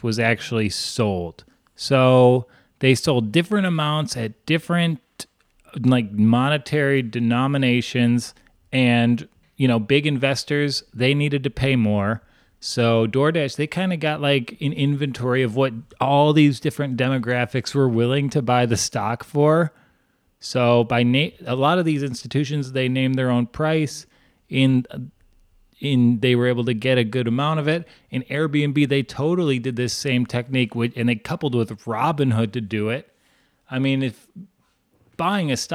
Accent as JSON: {"language": "English", "region": "New York", "country": "United States", "said": "we're New Yorkers"}